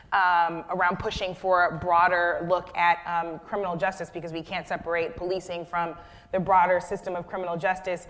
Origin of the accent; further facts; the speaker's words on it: Florissant, Missouri, United States; I grew up in Florissant, Missouri, which is very close to Ferguson.